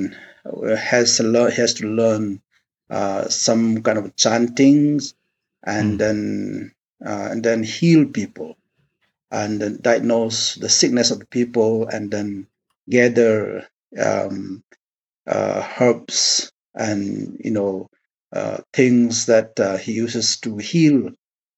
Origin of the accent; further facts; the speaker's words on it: India; I was born and brought up in the Akuki primal religion. That is traditional religion, somewhat, although we are part of India